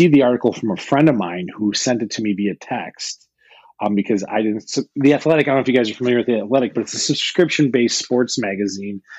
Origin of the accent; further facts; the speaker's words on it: Chicago, Illinois, United States; I grew up in the South Side of Chicago